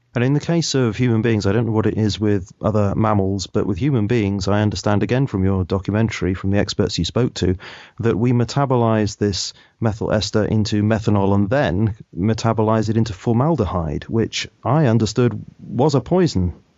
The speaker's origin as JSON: {"language": "English", "country": "United Kingdom", "said": "I'm a Brit, so I'm bound to say aspartame occasionally rather than aspartame."}